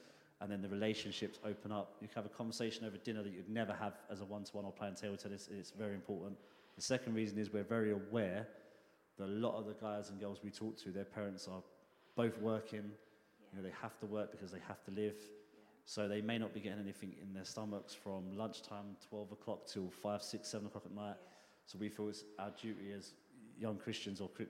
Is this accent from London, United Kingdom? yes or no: yes; London, United Kingdom; I grew up in Hackney, East London